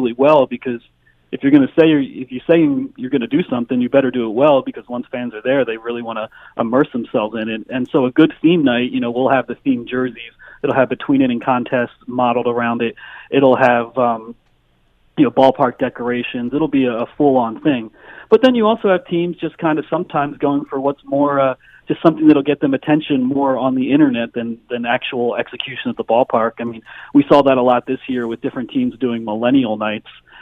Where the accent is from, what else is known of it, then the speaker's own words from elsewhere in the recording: Pennsylvania, United States; I grew up in Pennsylvania